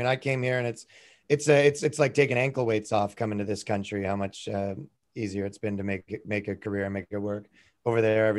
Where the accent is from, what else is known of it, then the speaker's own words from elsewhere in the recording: Canada; I'm from Canada.